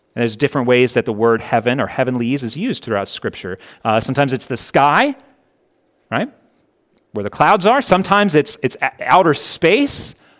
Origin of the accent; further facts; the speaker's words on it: Connecticut, United States; now in Hurricane, United States; I was born in Connecticut.